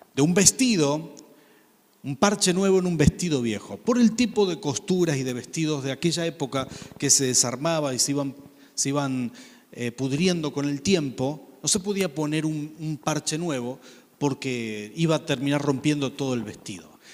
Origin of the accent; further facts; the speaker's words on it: Rafaela, Santa Fe, Argentina; cuando crecí en Rafaela, teníamos una casa de fin de semana en Santa Fe